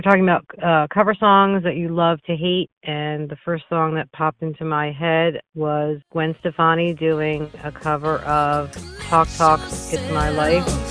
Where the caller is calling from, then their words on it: Sewell, New Jersey, United States; I'm calling from Sewell, New Jersey, right outside of Philadelphia